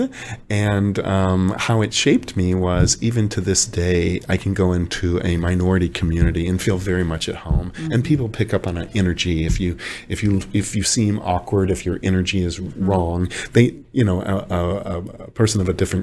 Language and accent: English; Detroit, Michigan, United States; moved away; from Detroit